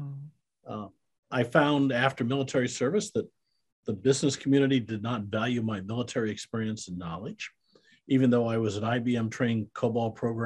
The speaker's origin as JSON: {"language": "English", "region": "Iowa", "country": "United States", "tie": "born or raised there", "also_born_or_lived": "Kansas City", "moved": "as an adult", "lives_now": "Texas, United States", "said": "I'm a Midwestern boy. I was raised in Iowa"}